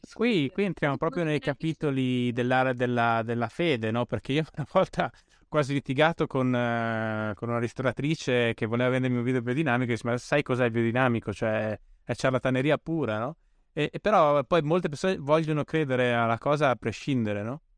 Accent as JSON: {"language": "Italian", "town": "Bolzano", "region": "Trentino-Alto Adige", "country": "Italy", "tie": "born or raised there", "moved": "yes", "lives_now": "Rome, Italy", "said": "io sono originario di Bolzano, ah. vivo, vivo, a Roma"}